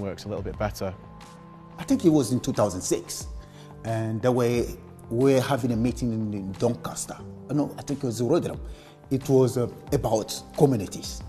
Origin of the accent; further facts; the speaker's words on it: Côte d’Ivoire; accent: French; now in United Kingdom; I'm from Ivory Coast